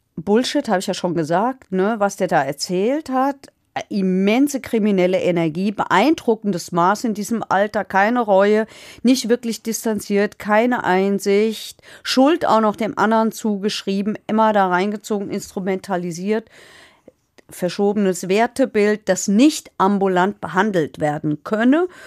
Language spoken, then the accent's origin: German; Hesse, Germany; bei uns in Hessen